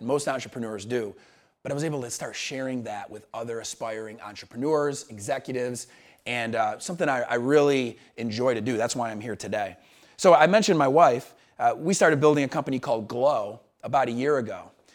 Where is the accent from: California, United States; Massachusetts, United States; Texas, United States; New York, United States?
New York, United States; Syracuse; moved away as an adult; also born or lived in Montevallo, Alabama; I was this kid from Syracuse, New York, who ended up at the University of Montevallo because I played college baseball